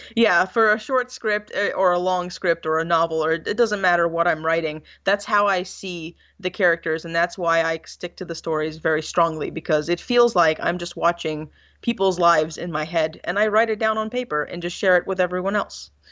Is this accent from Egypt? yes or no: yes; Egypt; moved away; I went back to Egypt, I not only visited my hometown and my family